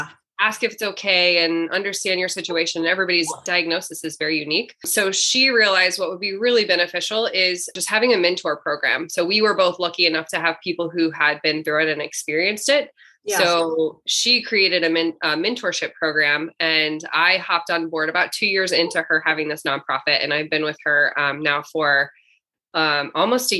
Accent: Columbia, Missouri, United States; now in St. Louis, United States; I grew up in Columbia, which is just in the middle of the state of Missouri

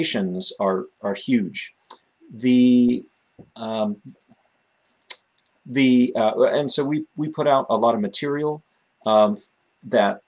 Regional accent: Los Angeles, California, United States; moved away as an adult; also born or lived in Bay Area, California; now in Boston, United States; I am a displaced Californian. I grew up in the Los Angeles area

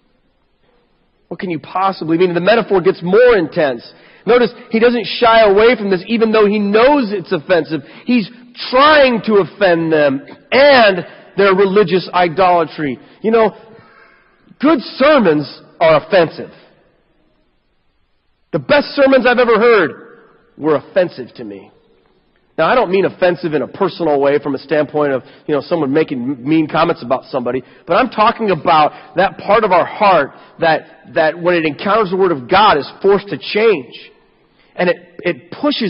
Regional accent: United States; we in America

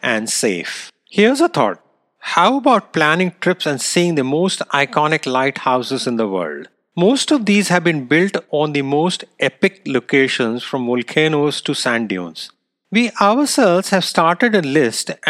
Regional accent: India; moved away; it happened to be my hometown as well

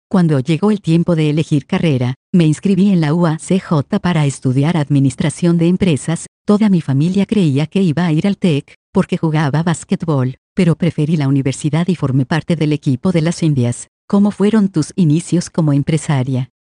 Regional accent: Ciudad Juárez, Chihuahua, Mexico; Nací en Ciudad Juárez, tuve una infancia humilde, crecí en la colonia industrial, prácticamente en el centro de la ciudad.

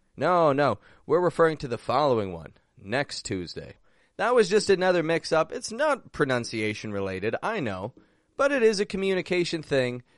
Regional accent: Toronto, Ontario, Canada; now in Mexico; I'm from Toronto, and I'm actually back up in Canada today

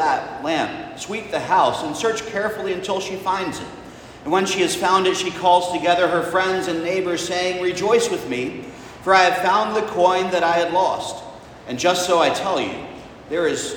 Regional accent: the South, United States; as a child growing up in the South

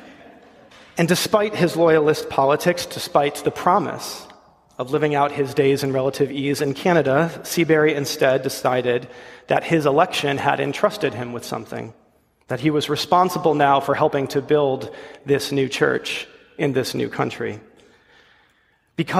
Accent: Ledyard, Connecticut, United States; moved away; my hometown, Ledyard, Connecticut

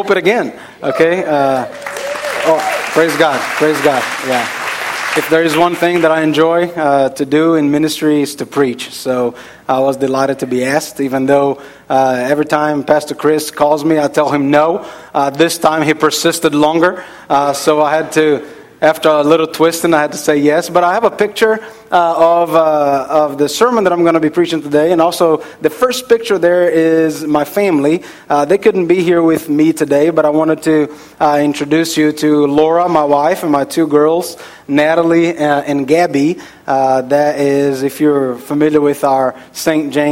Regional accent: Brazil; moved away; I am from Brazil

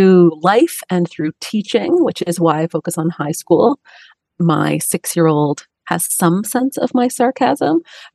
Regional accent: Toronto, Ontario, Canada; I'm from Toronto, Canada

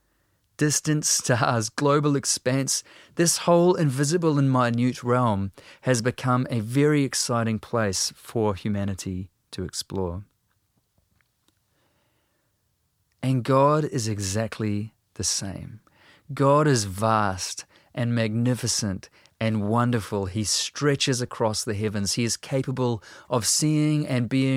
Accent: New Zealand

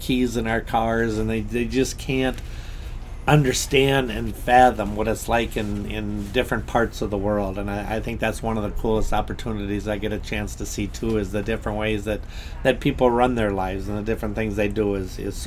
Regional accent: Bird Island, Minnesota, United States; everybody says, you know, we're from Bird Island

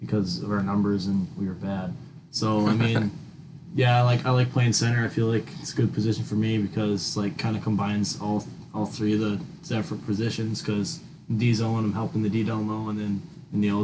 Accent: Wausau, Wisconsin, United States; also born or lived in Merrill, Wisconsin; I was born in Merrill, but kindergarten, my family moved to Wausau

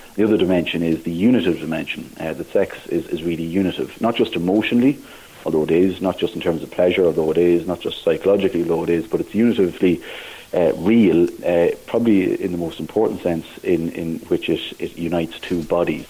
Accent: Navan, County Meath, Ireland; moved away as an adult; also born or lived in Maynooth, Kildare / Dublin / Clare; now in Thurles, Ireland; I'm originally from Navan, uh, County Meath. So I grew up there

